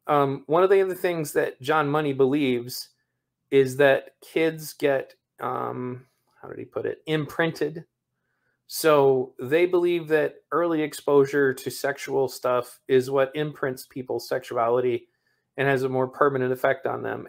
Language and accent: English; Michigan, United States; my home state of Michigan